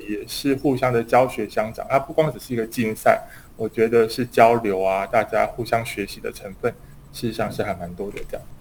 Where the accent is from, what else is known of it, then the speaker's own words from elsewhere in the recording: Taiwan; 我们台湾这边